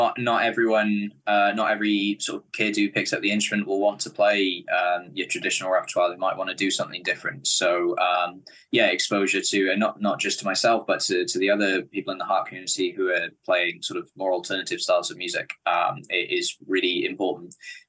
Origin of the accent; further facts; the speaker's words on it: Cardiff, Wales, United Kingdom; Yeah, I was born in Cardiff. I've been here my whole life, and I think plan to stay here.